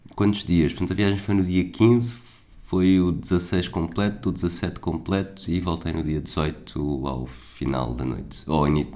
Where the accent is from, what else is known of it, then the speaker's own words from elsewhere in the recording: Portugal; eu sou português